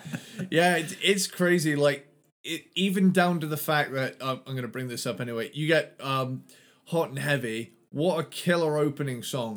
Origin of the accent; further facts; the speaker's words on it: United Kingdom; I'm from Britain